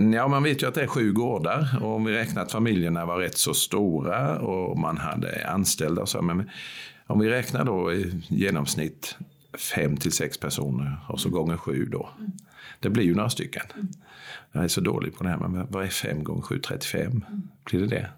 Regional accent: Växjö, Kronoberg County, Sweden; Bäckaslöv som barn uppvuxen på Söder här i Växjö

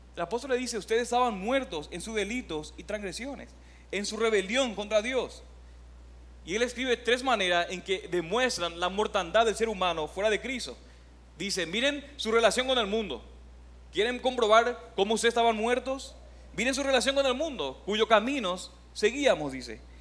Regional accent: Paraguay; moved away as an adult; also born or lived in Oklahoma; now in Puerto Rico; soy de Paraguay

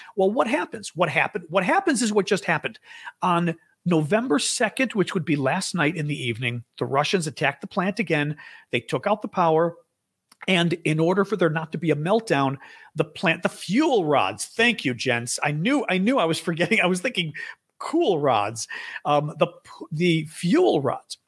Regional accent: United States; I am one hundred percent Greek, but I'm American

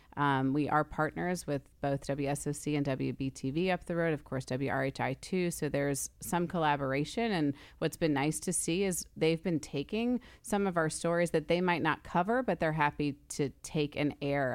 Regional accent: New York, Northeast, United States; moved away as an adult; also born or lived in Indiana / Lubbock, Texas; now in Rock Hill, United States; I grew up in the New York, New Jersey area

